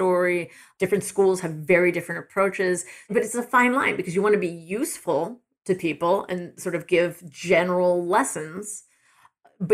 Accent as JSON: {"language": "English", "region": "East Coast", "country": "United States", "also_born_or_lived": "Michigan", "moved": "as an adult", "lives_now": "Ann Arbor, United States", "said": "I'm from the East Coast originally"}